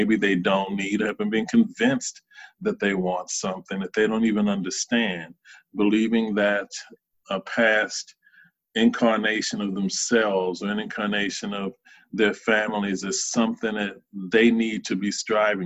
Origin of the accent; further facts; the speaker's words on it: Charlotte, North Carolina, United States; moved away; I grew up in Charlotte, North Carolina, in a somewhat poor section